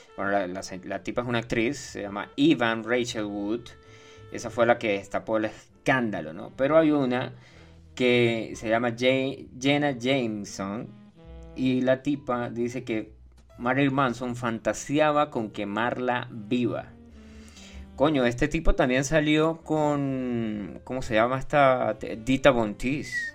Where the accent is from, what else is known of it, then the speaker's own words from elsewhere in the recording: Venezuela; ya no soy venezolano. Yo cambié mi pasaporte